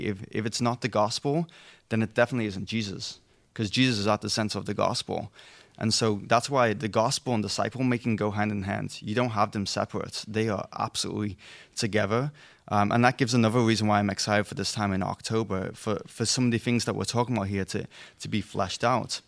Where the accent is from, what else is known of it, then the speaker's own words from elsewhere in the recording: England, United Kingdom; moved away; I'm English, not European.